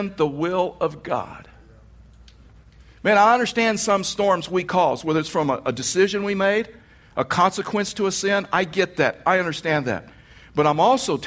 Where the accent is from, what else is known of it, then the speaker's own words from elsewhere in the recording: Texas, United States; moved away; I was raised in Texas